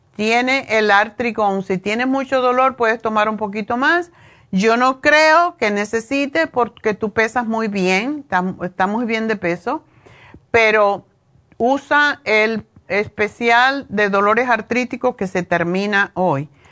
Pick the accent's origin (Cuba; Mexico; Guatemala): Cuba; yo soy cubana